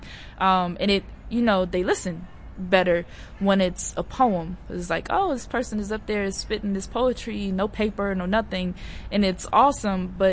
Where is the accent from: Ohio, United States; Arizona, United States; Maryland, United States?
Maryland, United States; I'm actually from Maryland